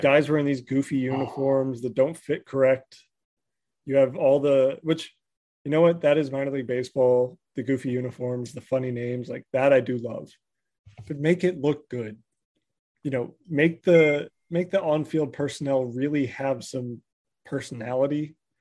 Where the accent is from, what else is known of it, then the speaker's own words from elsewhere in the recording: Southern California, United States; I grew up in Southern California